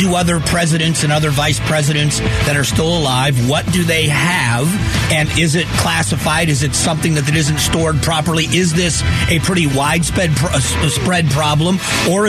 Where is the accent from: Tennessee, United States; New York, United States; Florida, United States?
Florida, United States; Fort Myers; moved away; I grew up in Fort Myers, Florida